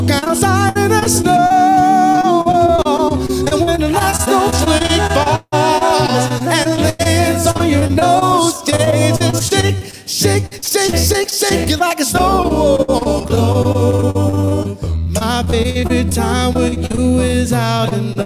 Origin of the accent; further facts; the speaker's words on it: West Palm Beach, Florida, United States; West Palm Beach, Florida